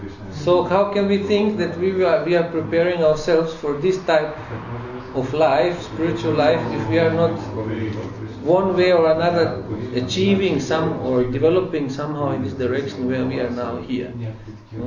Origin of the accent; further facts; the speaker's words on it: Berlin, Germany; You see, I came from Berlin, I lived in Berlin several years, so for us we always wanted to preach.